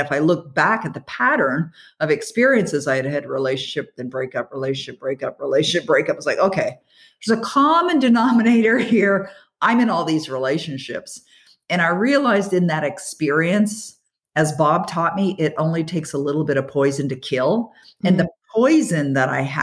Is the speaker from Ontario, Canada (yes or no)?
yes; Toronto, Ontario, Canada; I'm born and raised in the Toronto area